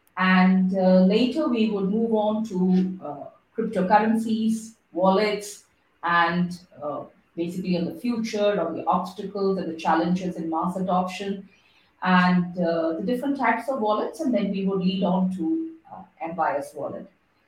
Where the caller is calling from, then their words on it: Singapore; because I'm calling in from Singapore, so it's the weather is pretty opposite to that. It's warm.